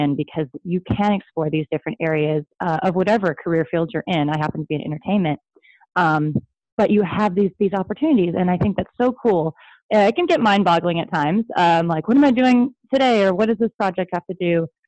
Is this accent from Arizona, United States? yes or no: yes; Sedona, Arizona, United States; now in Los Angeles, United States; I'm from Sedona, Arizona, originally, and I live in LA.